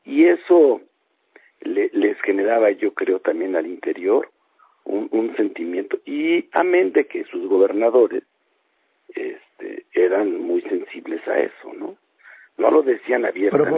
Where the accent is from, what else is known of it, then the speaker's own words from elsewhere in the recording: San Mateo, Mexico; moved away; en mi pueblo allá en San Mateo